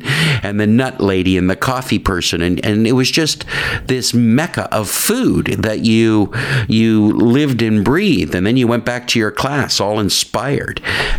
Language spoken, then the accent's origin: English; Paris, Ontario, Canada; moved away as an adult; also born or lived in Georgetown, Ontario; now in Toronto, Canada; I was born in Georgetown. In Georgetown. In Georgetown, but grew up in Paris, Ontario.